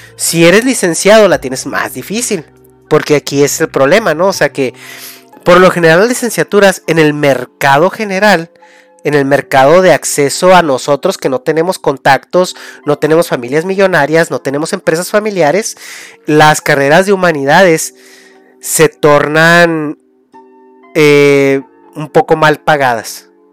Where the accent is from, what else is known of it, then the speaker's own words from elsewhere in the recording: Mexico; moved away; parte de tu, de tu, de tu raíz, ¿no? De, de México